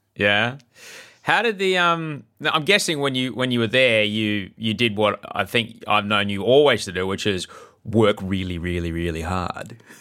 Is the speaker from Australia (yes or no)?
yes; Australia; growing up in Australia